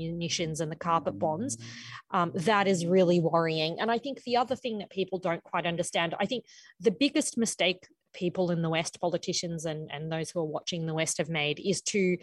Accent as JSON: {"language": "English", "country": "Ukraine", "tie": "born or raised there", "moved": "yes", "said": "I myself am Ukrainian. I was born in Ukraine. We all spoke, for the most part, Russian."}